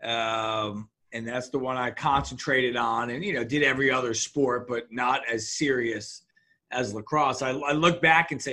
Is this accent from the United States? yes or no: yes; White Plains, New York, United States; moved away as an adult; also born or lived in Maryland; wound up moving from White Plains, 30 minutes north of that, for high school